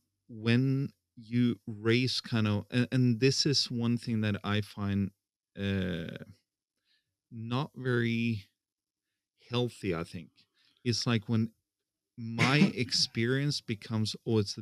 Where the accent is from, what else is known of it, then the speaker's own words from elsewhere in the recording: Singsås, Trøndelag, Norway; growing up in Singsås